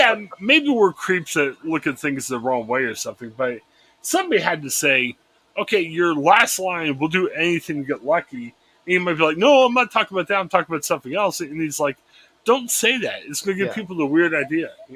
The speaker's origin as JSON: {"language": "English", "town": "Cleveland", "region": "Ohio", "country": "United States", "tie": "born or raised there", "said": "I grew up in the Cleveland area"}